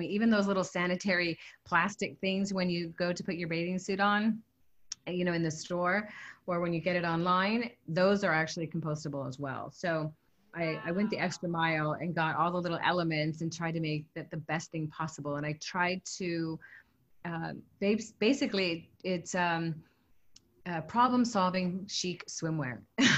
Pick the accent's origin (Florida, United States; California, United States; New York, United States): California, United States; now in Hawaii, United States; I'm from Southern California. I've lived here in Hawaii my whole life.